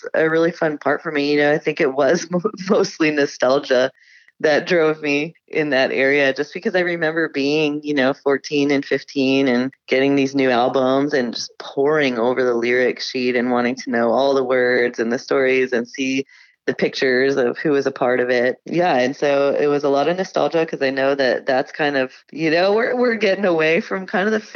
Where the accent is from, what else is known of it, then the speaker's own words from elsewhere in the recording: Connecticut, United States; now in Hawaii, United States; I grew up with him in Connecticut